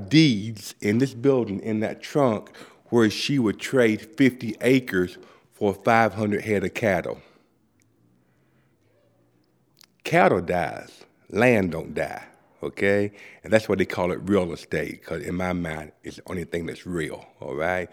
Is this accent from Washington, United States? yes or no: no; Pennington Gap, Virginia, United States; born or raised there; moved away; also born or lived in Boston